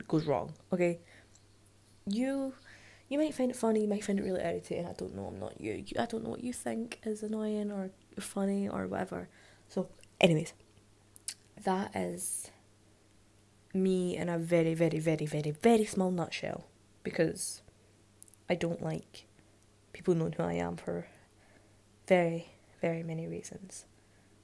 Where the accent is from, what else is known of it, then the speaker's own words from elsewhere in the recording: Scotland, United Kingdom; I am from Scotland